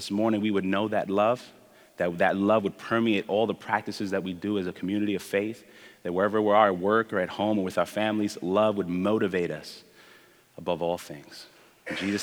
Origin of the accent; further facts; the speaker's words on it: New York City, New York, United States; also born or lived in Spanish Harlem, Manhattan, New York; I'm one of the resident Brooklynites in the community. I was raised in Midwood.